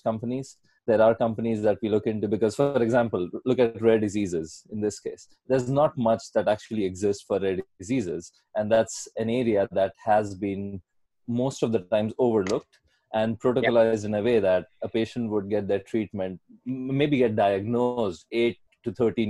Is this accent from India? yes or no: yes; India; moved away as an adult; also born or lived in Atlanta / Paris; now in Barcelona, Spain; I'm from India originally. I've been out of India for about 18 years now.